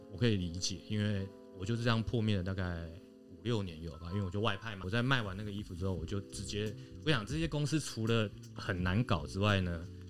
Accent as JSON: {"language": "Chinese", "country": "Taiwan", "tie": "born or raised there", "said": "土生土长台湾人"}